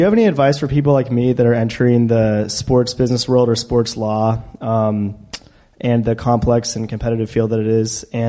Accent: Portland, Oregon, United States; moved away; I'm from Portland, Oregon

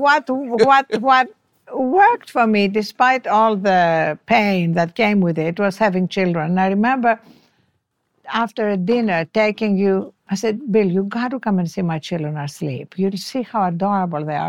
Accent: Greece; first language French; English is a second language; moved away as an adult; also born or lived in Cambridge, United Kingdom / Washington, United States; now in Los Angeles, United States; I come from Greece

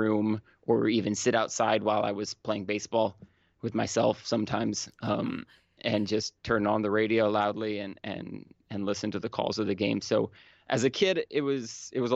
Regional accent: Mendocino County, California, United States; I was born and raised in Mendocino County

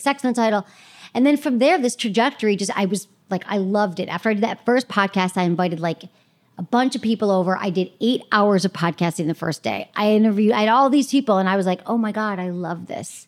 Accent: Michigan, United States; moved away as an adult; also born or lived in San Francisco; I grew up in Michigan

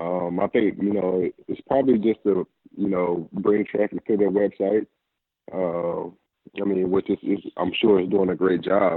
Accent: Charlotte, North Carolina, United States; Charlotte is my hometown

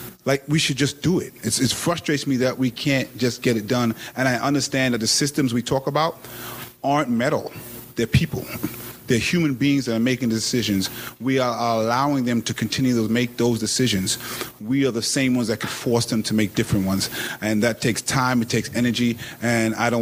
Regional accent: New York City, New York, United States; I reek of Brooklyn wherever I go

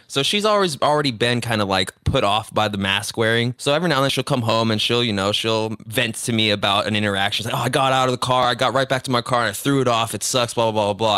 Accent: Cudahy, California, United States; also born or lived in Downey, California; I grew up in Cudahy, born in Downey, Los Angeles, Southeast Los Angeles area

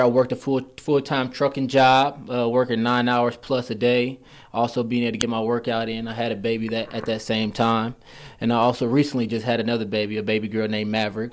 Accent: Indianapolis, Indiana, United States; I'm from Indianapolis, Indiana.

